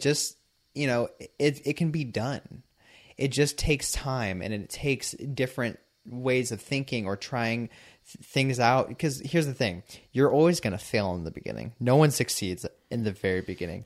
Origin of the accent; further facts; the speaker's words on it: San Diego, California, United States; I'm from San Diego